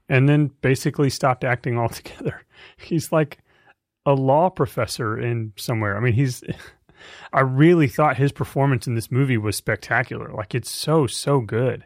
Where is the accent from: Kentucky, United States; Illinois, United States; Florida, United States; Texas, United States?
Texas, United States; Fort Worth; I grew up in Fort Worth, Texas